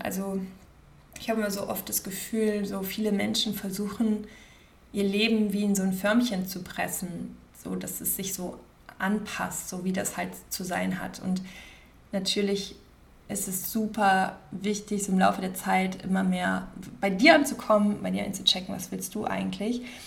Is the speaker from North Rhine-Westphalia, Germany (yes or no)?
yes; Wiehl, North Rhine-Westphalia, Germany; moved away as an adult; also born or lived in Cologne / Cape Town; now in Los Angeles, United States; bin ich Kölnerin, also ich bin halt quasi so in der Nähe von Köln geboren und bin äh, in der Nähe von Köln, also in Wiel, aufgewachsen